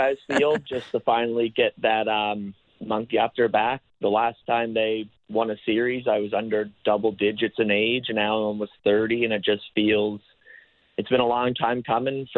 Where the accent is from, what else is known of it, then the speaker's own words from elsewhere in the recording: Newfoundland and Labrador, Canada; now in Montreal, Canada; I'm originally from Newfoundland, but I'm just living in Montreal now.